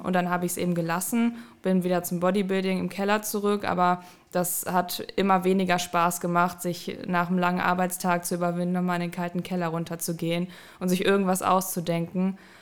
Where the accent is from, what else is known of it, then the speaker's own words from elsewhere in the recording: Düsseldorf, North Rhine-Westphalia, Germany; moved away as an adult; ich komme ursprünglich aus Düsseldorf, bin fürs Studium hier hingezogen